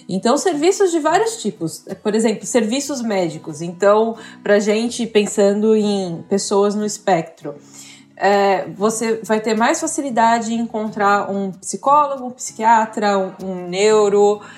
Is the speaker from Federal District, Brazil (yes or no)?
no; São Paulo, Brazil; moved away as an adult; now in Florianópolis, Brazil; Eu nasci em São Paulo, vivi em São Paulo a minha vida inteira e só no ano passado vim aqui para morar em Florianópolis, em Santa Catarina.